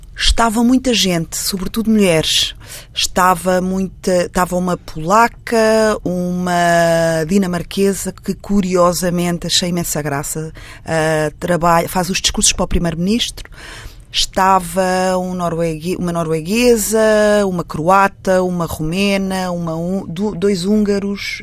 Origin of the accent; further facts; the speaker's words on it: Portugal; eu não sou de Lisboa, sou de uma vila pequena perto de Lisboa, que hoje é muitíssimo perto, na altura não era, porque não existia uma ponte